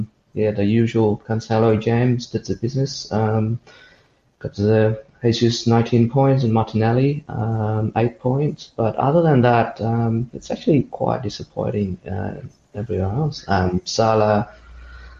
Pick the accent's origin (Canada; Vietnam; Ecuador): Vietnam; moved away; I'm from Vietnam originally